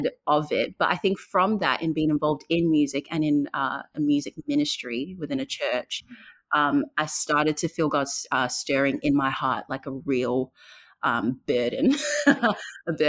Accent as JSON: {"language": "English", "town": "Perth", "region": "Western Australia", "country": "Australia", "tie": "born or raised there", "also_born_or_lived": "Zambia", "said": "born in Zambia. I moved to Perth when I was 9 years old. I've lived here since"}